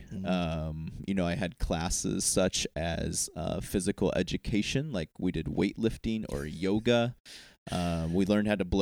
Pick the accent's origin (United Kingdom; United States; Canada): United States; Iowa; moved away; I came from Iowa. It's a great place. The great state in the Union, Iowa.